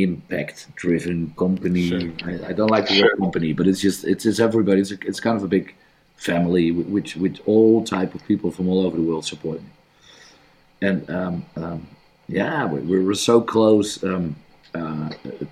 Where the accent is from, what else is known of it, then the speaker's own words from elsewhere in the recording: Netherlands; I'm from the Netherlands.